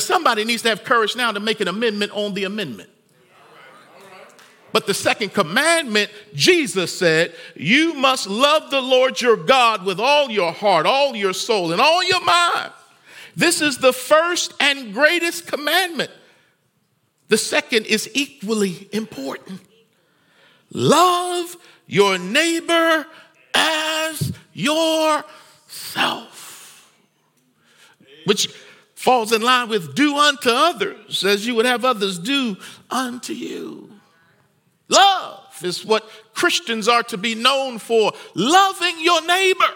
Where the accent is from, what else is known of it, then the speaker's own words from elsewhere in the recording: United States; I love being an American